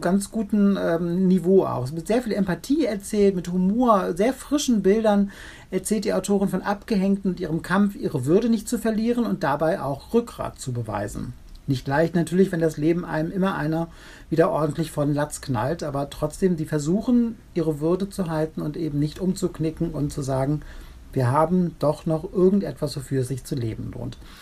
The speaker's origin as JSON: {"language": "German", "region": "Rhineland", "country": "Germany", "accent": "Rheinisch", "said": "ich komme ja aus dem Rheinland. Ich hätte jetzt etwas Rheinisch sprechen können"}